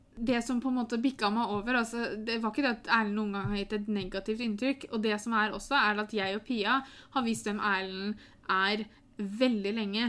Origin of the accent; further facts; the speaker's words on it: Norway; Jeg er født i Norge, jeg har norske foreldre.